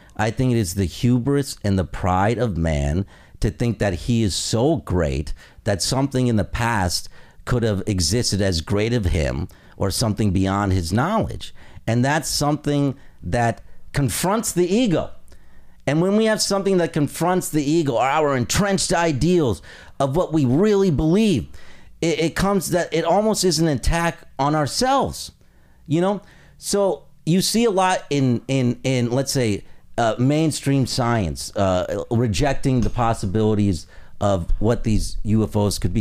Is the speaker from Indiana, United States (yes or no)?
yes; Indiana, United States; I come from Indiana